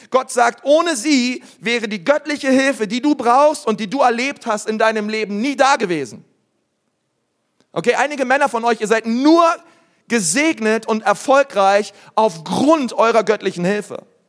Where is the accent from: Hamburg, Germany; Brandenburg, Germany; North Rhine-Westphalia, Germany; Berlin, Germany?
Berlin, Germany; ich bin Berliner